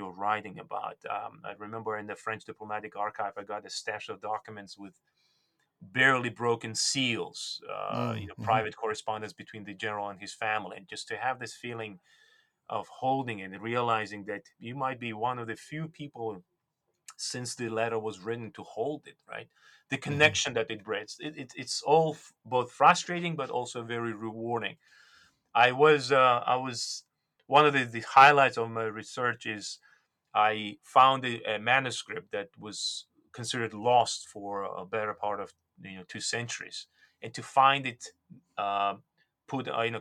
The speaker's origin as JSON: {"language": "English", "country": "Georgia", "tie": "born or raised there", "first_language": "Georgian", "second_language": "English", "moved": "yes", "said": "I was born and raised, I was born and raised in Soviet Union, and my native tongue is Georgian"}